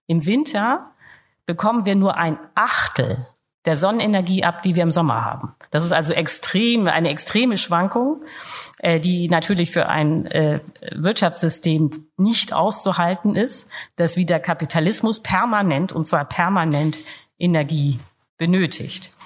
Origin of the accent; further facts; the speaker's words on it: Germany; als Deutsche